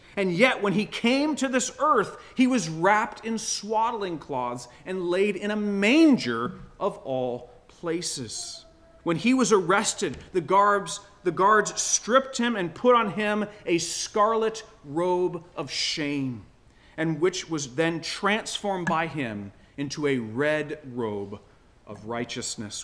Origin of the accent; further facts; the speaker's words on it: Florida, United States; moved away as an adult; now in Michigan, United States; I was born in Florida. I grew up uh, surfing